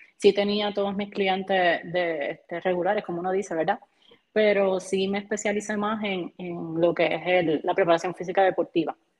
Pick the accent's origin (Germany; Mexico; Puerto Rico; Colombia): Puerto Rico; Barranquitas; also born or lived in Aibonito; me crié en Barranquitas